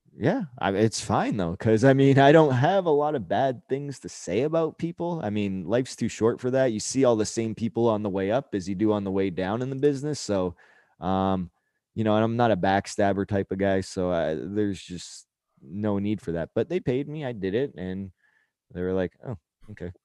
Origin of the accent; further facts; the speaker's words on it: Canada; being Canadian